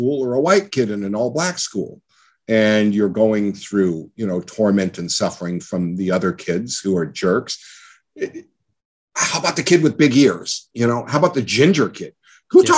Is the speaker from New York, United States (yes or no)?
no; El Monte, California, United States; I grew up in El Monte in a really crappy little town on welfare